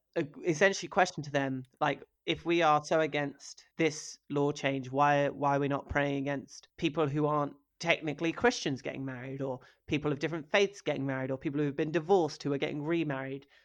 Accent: rural Norfolk, East of England, United Kingdom; also born or lived in Hackney, London; I grew up in rural Norfolk

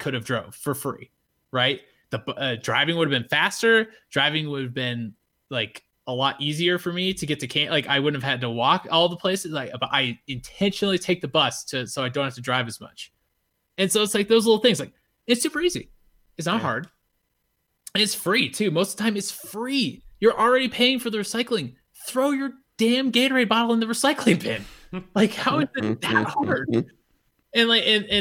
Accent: Fort Collins, Colorado, United States; there's only one Red Robin in our hometown. We're all from Fort Collins.

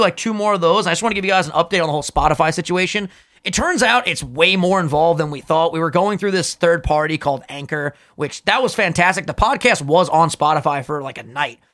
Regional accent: New York, United States; we're both from New York

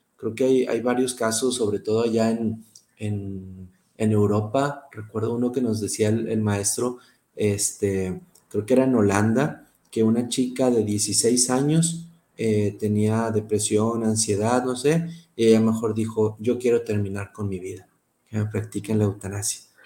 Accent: Monterrey, Nuevo León, Mexico; accent: regio; also born or lived in Pamplona, Spain; soy regio y espero que hablar como regio siempre

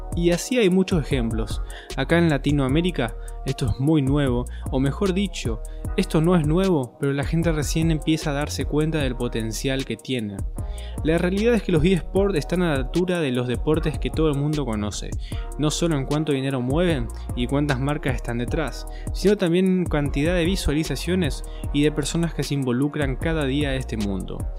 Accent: Argentina; Yo soy argentino

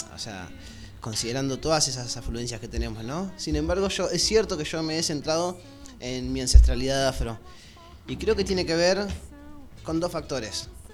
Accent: Argentina; yo soy argentino

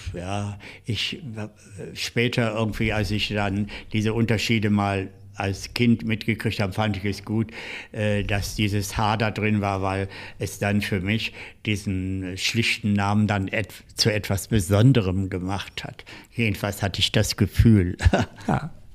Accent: Seelze, Lower Saxony, Germany; moved away as an adult; also born or lived in Hetjershausen near Göttingen / Hanover; now in Berlin, Germany; dann sind wir zu meinem Großvater äh, gegangen, mütterlicherseits, nach Letter bei Hannover. Und ah äh, dort auf dem Bauernhof meines Großvaters habe ich dann so die ersten äh, Kinderjahre und Jugendjahre verbracht

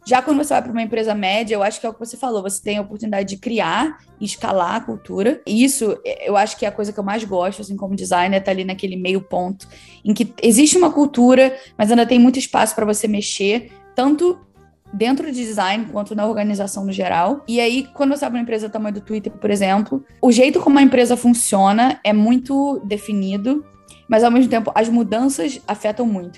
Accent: Rio de Janeiro, Brazil; moved away as an adult; now in London, United Kingdom; Eu sou do Rio, mas no momento eu moro em Londres. Eu me mudei para cá há sete anos

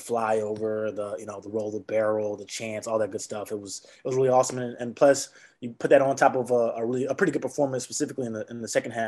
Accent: Houston, Texas, United States; now in Wisconsin, United States; I'm from Houston

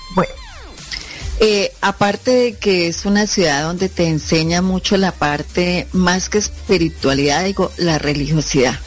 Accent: Bucaramanga, Santander, Colombia; also born or lived in Pamplona, Norte de Santander; la ciudad de Bucaramanga, donde yo pues vivo, crecí, eh, hice mi parte académica de colegio

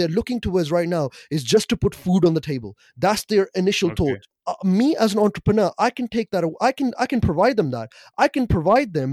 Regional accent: Pakistan; me being a Pakistani

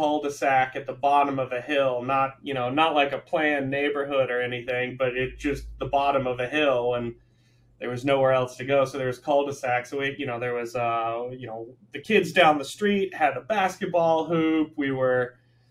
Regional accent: Atlanta, Georgia, United States; moved away as an adult; also born or lived in Manhattan, New York / Florida Keys; now in Hawaii, United States; I was born in Manhattan, formative years in Atlanta.

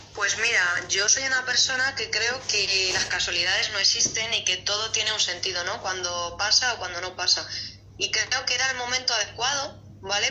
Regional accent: Madrid, Community of Madrid, Spain; estoy aquí en Madrid en mi país, en mi ciudad, viviendo

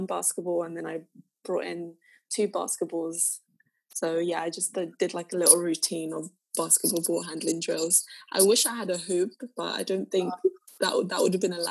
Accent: Zambia; I'm from Zambia

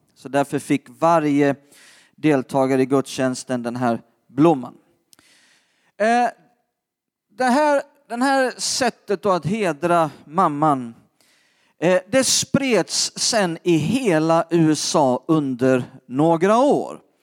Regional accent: Skåne, Sweden; jag är uppvuxen själv i Skåne

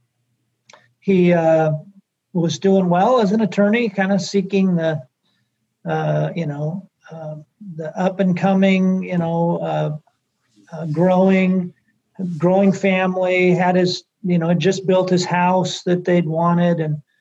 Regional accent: Tacoma, Washington, United States; also born or lived in Eugene, Oregon; I grew up in Tacoma, Washington, just south of Seattle

